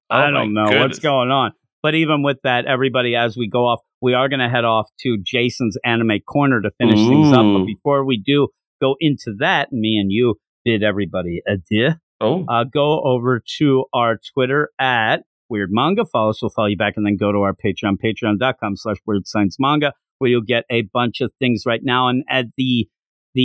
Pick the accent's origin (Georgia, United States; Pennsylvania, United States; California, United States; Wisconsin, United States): Pennsylvania, United States; Quakertown; my hometown of Quakertown